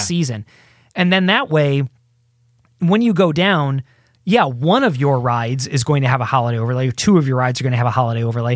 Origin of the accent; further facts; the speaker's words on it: Midwest, United States; moved away; I grew up in the Midwest